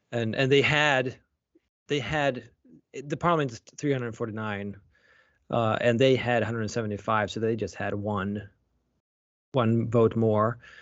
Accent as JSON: {"language": "English", "country": "Sweden", "tie": "born or raised there", "moved": "yes", "said": "I was born and raised in Sweden."}